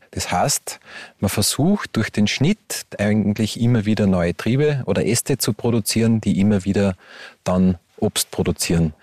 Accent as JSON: {"language": "German", "region": "Upper Austria", "country": "Austria", "moved": "as an adult", "lives_now": "Hermagor, Austria", "said": "bin ja ursprünglich aus Oberösterreich und lebe jetzt da mit meiner Frau"}